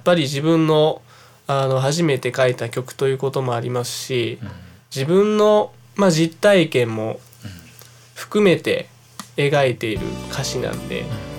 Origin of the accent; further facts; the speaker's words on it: Yabu, Hyogo, Japan; 兵庫県出身なのは間違いないですけど、